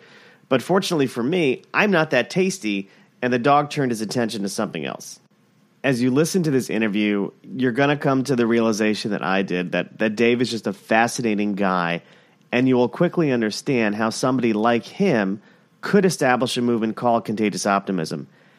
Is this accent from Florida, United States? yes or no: yes; Plantation, Florida, United States; I grew up in Plantation.